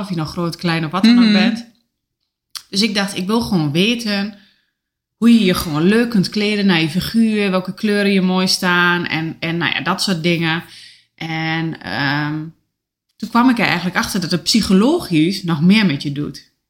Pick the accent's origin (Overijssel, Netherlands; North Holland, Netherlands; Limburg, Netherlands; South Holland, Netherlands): Overijssel, Netherlands; Enschede; now in Oldenzaal, Netherlands; Ik kom uit Enschede